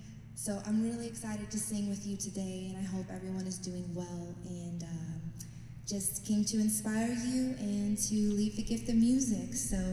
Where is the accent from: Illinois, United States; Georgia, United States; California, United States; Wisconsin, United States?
California, United States; Santa Cruz; I am from Santa Cruz